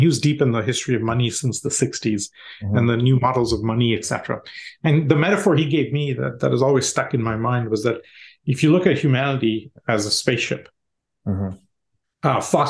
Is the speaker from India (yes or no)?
yes; India; I grew up in India.